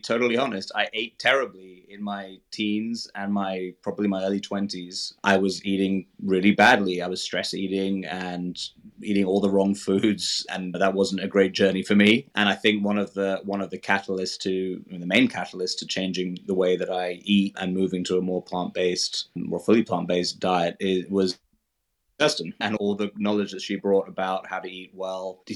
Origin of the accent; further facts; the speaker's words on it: London, United Kingdom; I grew up in London, which obviously is a really cosmopolitan city